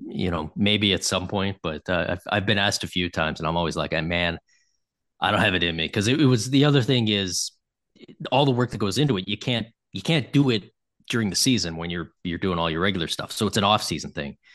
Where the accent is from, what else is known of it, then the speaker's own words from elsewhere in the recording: Toronto, Ontario, Canada; I grew up in Toronto